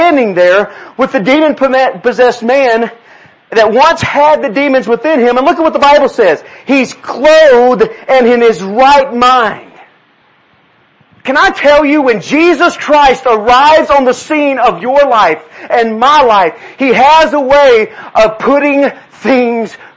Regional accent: Texas, United States; Yes, I'm from Texas. My family's from South Louisiana. We're Cajun.

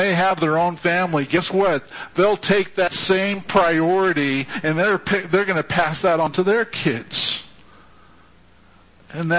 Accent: Fresno, California, United States; we were dysfunctionally close growing up in Fresno together

